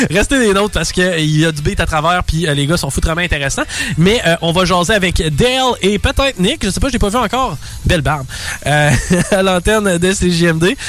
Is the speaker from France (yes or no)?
yes; France; je, pourrais être, comme on dit euh, par chez nous en France, je pourrais être dans la marde.